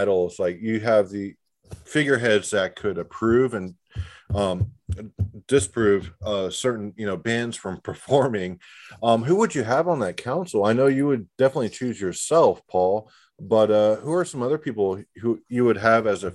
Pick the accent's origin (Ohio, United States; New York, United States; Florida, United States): Florida, United States; now in Texas, United States; I live in Texas. I was born in Florida. You know, I spent a lot of time in the South